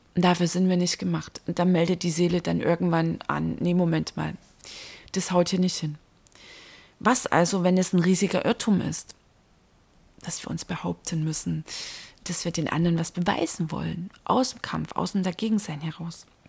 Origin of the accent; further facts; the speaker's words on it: Dresden, Saxony, Germany; In meiner Heimatstadt